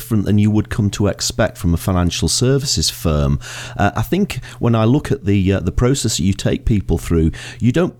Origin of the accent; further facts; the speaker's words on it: Lancashire, North West England, United Kingdom; moved away as an adult; also born or lived in Leeds; now in Scotland, United Kingdom; I originally come from Lancashire, even though I live in Scotland